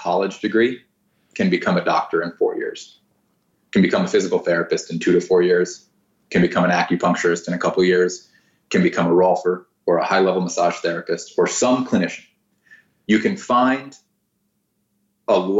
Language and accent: English; South Florida, United States; moved away as an adult; also born or lived in Orlando, Florida; now in Santa Barbara, United States; I went to college in Orlando and I grew up in South Florida